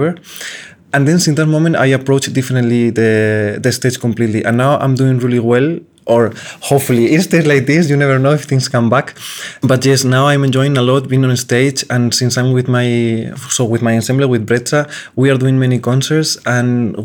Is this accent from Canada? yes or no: no; Salamanca, Castile and León, Spain; moved away; my hometown in Salamanca